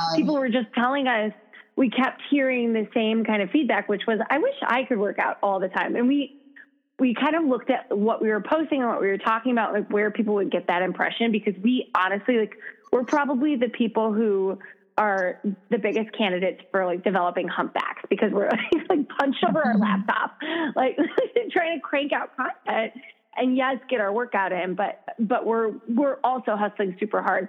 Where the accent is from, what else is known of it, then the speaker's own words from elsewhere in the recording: Minnesota, United States; moved away as an adult; also born or lived in Madison, Wisconsin; now in Chicago, United States; I'm from Minnesota originally